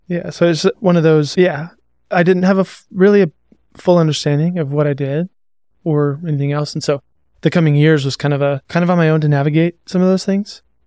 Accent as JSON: {"language": "English", "town": "Seattle", "region": "Washington", "country": "United States", "tie": "born or raised there", "also_born_or_lived": "Montana", "moved": "yes", "said": "I was born in Seattle. I lived there. Come from a pretty broken family and split time between Seattle and Montana, between my mom and my dad"}